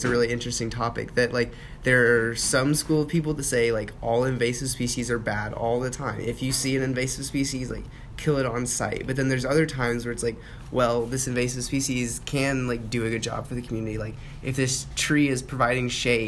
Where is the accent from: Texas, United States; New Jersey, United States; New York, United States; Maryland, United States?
Texas, United States; being a Texan is in my own identity